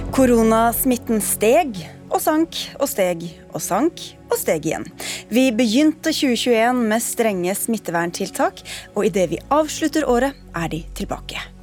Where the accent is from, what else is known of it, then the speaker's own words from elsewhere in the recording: Norway; vi er jo nordmenn